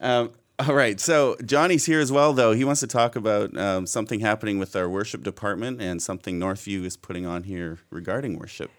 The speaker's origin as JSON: {"language": "English", "country": "Canada", "said": "being truly Canadian"}